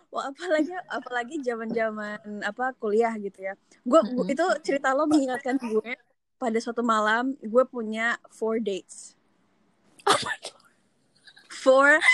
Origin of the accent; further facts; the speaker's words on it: Indonesia; moved away as an adult; also born or lived in Seattle; now in New York City, United States; gue orang Indonesia terus apa namanya dari kecil di Indonesia sampai SMA